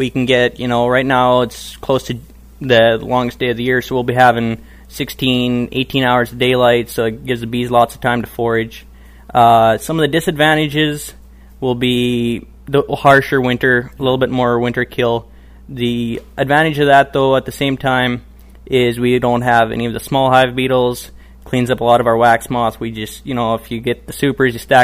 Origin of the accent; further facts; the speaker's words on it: Manitoba, Canada; I'm from Canada, Manitoba, Canada